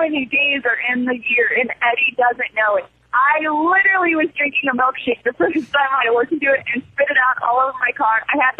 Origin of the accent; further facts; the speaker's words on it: Iowa, United States; Hey, good morning, studio. … I'm from Iowa.